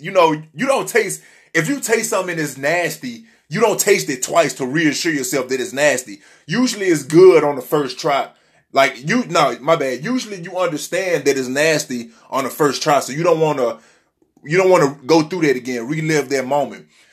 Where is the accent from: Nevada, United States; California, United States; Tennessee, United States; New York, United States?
Tennessee, United States; Memphis; now in Miami, United States; I was raised in Tennessee, Memphis, Tennessee